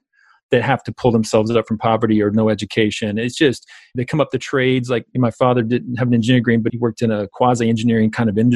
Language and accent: English; South Georgia, United States; I grew up basically in South Georgia